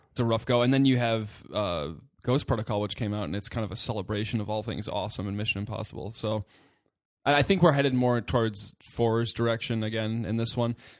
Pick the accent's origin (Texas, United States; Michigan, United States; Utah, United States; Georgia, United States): Michigan, United States; Detroit; growing up in the Metro Detroit area